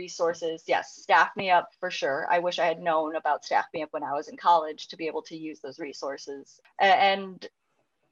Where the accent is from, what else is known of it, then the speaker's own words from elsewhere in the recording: Chicago, Illinois, United States; now in Los Angeles, United States; even moving to LA, I'm originally from Chicago.